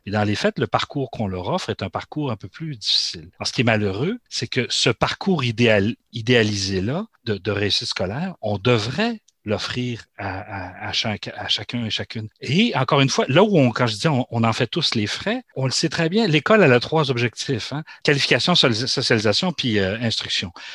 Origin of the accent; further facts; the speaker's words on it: Quebec, Canada; chez nous au Québec